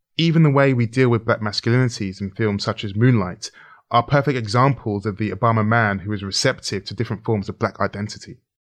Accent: London, United Kingdom; as a young child growing up in Brent in Northwest London

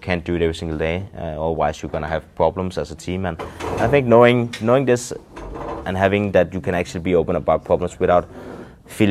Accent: Denmark; first language Danish; English is a second language; when we're speaking Danish

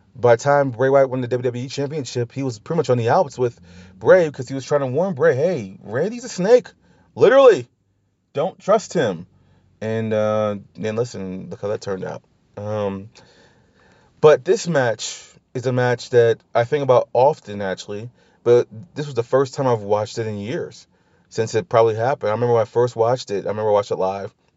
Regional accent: New Orleans, Louisiana, United States; I'm from New Orleans. We celebrate life. We celebrate death. You know, we second line

